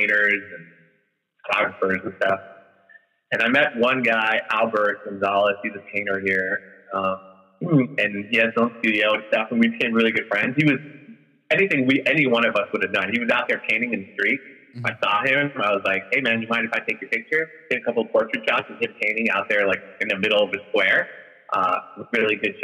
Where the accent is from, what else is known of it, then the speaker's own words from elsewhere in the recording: Peru; moved away; I'm from Peru